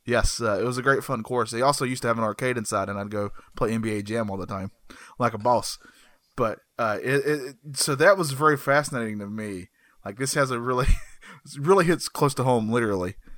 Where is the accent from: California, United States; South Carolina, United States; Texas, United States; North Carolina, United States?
North Carolina, United States; Burke County; I live in North Carolina. I was born in North Carolina. Guess which county? Burke County